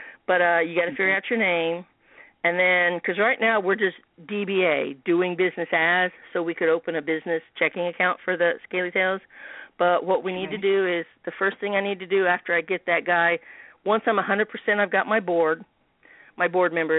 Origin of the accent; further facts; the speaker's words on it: Bloomington, Indiana, United States; I'm kind of on the southeast side of Bloomington, and I grew up in the Bryan Park area